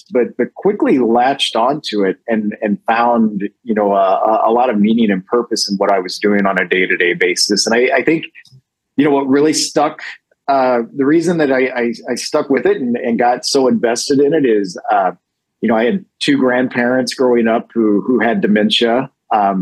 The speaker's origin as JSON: {"language": "English", "region": "rural Missouri", "country": "United States", "tie": "born or raised there", "moved": "as an adult", "lives_now": "Los Angeles, United States", "said": "I actually grew up in the Midwest in a pretty small town in the state of Missouri. In rural Missouri, a couple hours south of St. Louis."}